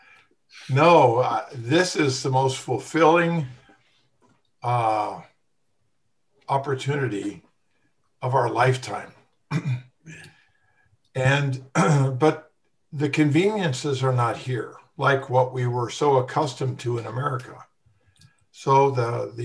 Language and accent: English; United States; moved away; we're all American pansies